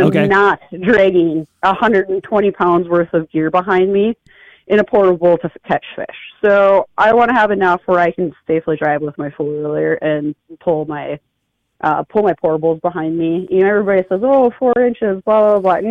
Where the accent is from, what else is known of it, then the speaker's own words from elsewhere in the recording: North Dakota, United States; now in Brainerd, United States; growing up in North Dakota.